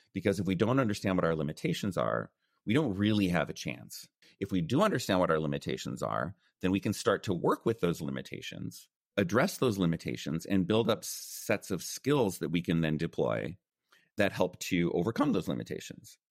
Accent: United States; first language English; moved away as an adult; also born or lived in China; I was born and raised in the United States

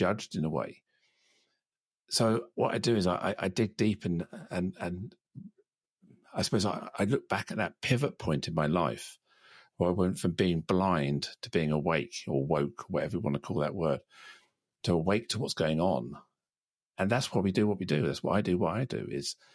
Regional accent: United Kingdom; I'm still British. I speak the language of my country

